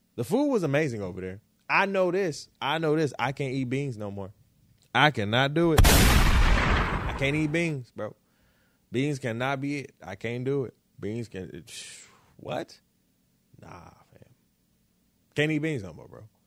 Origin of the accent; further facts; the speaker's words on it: Detroit, Michigan, United States; also born or lived in Florida; I was born in Florida, right? Um, so Florida is basically birth, birth state, right? Birth home. Uh, Detroit is where I was raised, raised home